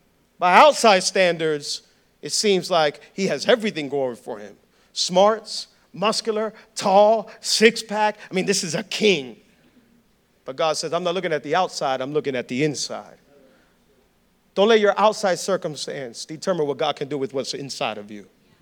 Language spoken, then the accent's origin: English; Hialeah, Florida, United States; I'm from Hialeah. Nothing good can come from I'm from Hialeah. Come on, I was born and raised in Hialeah.